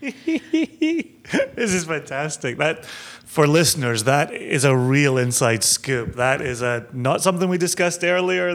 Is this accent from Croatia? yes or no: no; Scotland, United Kingdom; growing up in Scotland